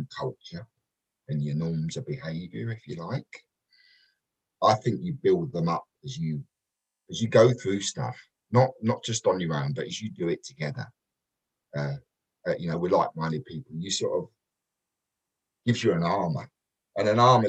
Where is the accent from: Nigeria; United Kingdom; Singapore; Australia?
United Kingdom; London; moved away; also born or lived in Kent; I was brought up in Peckham, a place called Nunhead, which is right near Peckham, and then sort of moved out to Kent a little bit later